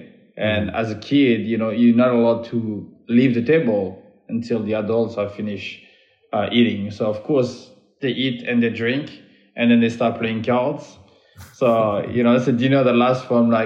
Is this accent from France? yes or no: yes; Beauvais, Hauts-de-France, France; I grew up in the north of Paris in a small town called Beauvais